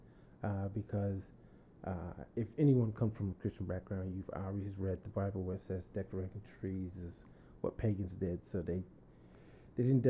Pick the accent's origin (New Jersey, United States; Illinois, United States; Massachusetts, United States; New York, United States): New Jersey, United States; moved away; also born or lived in Florida; I'm from New Jersey, and then we moved to Florida